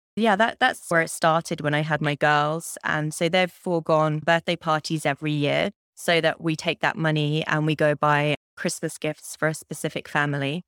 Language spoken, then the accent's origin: English; Cambridge, East of England, United Kingdom; moved away as an adult; now in Windsor, Canada; I'm from Cambridge in the U K